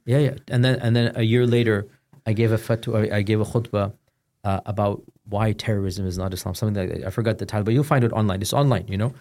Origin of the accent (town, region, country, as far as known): Houston, Texas, United States; born or raised there; moved away as an adult